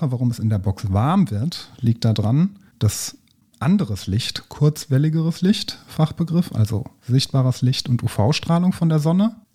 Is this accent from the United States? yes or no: yes; United States; Grad Fahrenheit, ja, natürlich, alles Grad Fahrenheit, ich bin Amerikanerin.